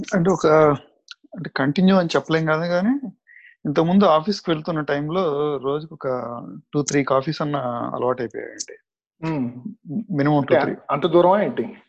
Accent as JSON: {"language": "Telugu", "town": "Nellore", "region": "Andhra Pradesh", "country": "India", "tie": "born or raised there", "moved": "yes", "lives_now": "United States", "said": "మాకు చిన్నప్పుడు నెల్లూరులో"}